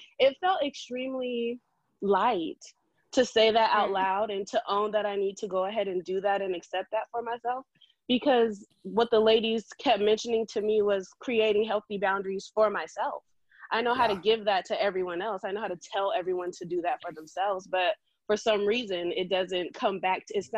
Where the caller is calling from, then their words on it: San Diego, California, United States; I'm calling in from San Diego, California.